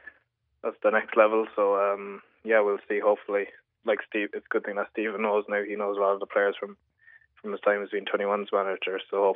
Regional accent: Ireland; There's obviously great ties with Liverpool and Ireland, so just to be part of the squad now as an Irish player is really good.

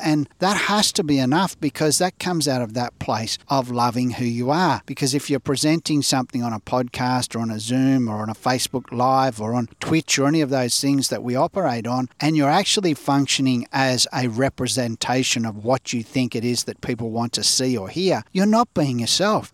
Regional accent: Australia; growing up in Australia where we grew up

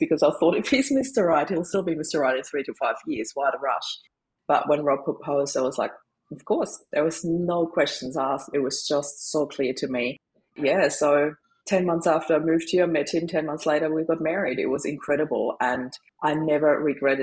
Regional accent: Austria; moved away as an adult; now in Australia; I'm originally from Austria. I always put that up front because people always wonder about my accent. Was born in Austria, moved to Australia in 2004

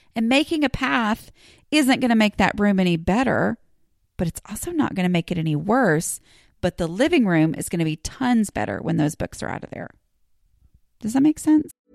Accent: Dallas, Texas, United States; I'm technically from Dallas

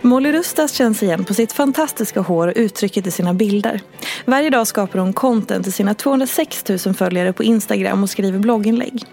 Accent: Dalarna County, Sweden; du är ju precis som jag från Dalarna

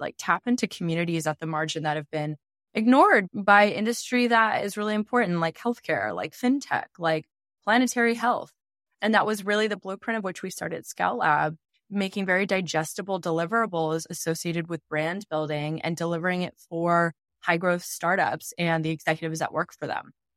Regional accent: outside of Portland, Oregon, United States; my small town I grew up in outside of Portland, Oregon

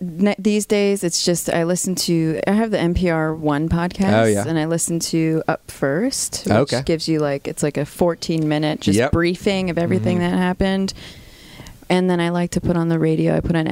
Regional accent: Virginia Beach, Virginia, United States; moved away; also born or lived in Nashville; growing up in Virginia Beach

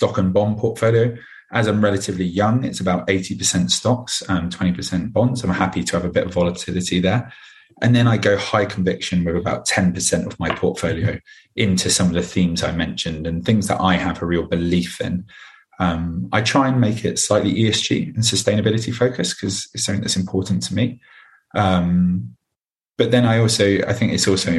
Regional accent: London, United Kingdom; So I'm a Londoner through and through. I was born and bred here and I still live here now.

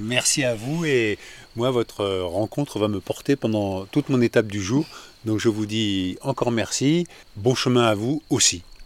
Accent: France; je suis français

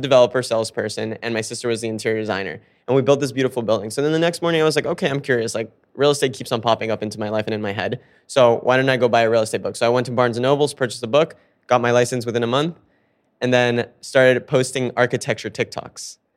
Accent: Fort Lauderdale, Florida, United States; moved away as an adult; also born or lived in South America / Miami; now in New York, United States; I grew up in Fort Lauderdale

